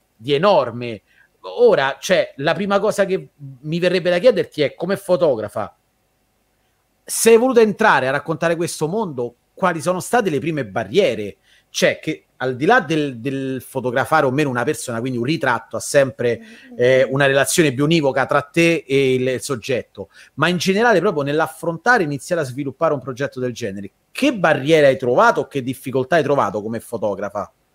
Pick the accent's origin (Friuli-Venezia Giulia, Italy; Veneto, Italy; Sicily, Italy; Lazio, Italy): Lazio, Italy; Rome; noi siamo di Roma